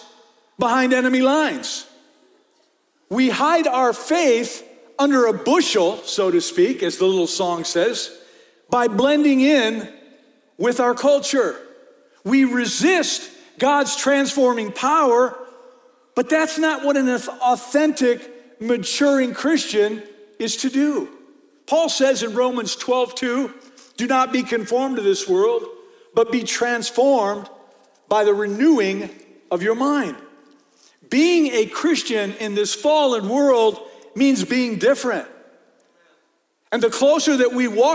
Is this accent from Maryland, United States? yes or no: no; Michigan, United States; now in Red Bluff, United States; when I was a kid growing up in Michigan